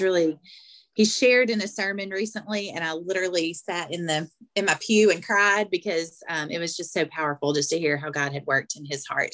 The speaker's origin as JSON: {"language": "English", "region": "Arkansas", "country": "United States", "accent": "thick southern", "moved": "yes", "said": "my accent is thick obviously um, but when i go to arkansas it does change it goes back"}